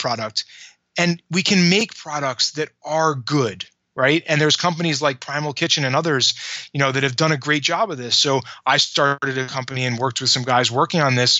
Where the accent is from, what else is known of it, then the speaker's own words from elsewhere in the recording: New York, United States; I grew up in New York.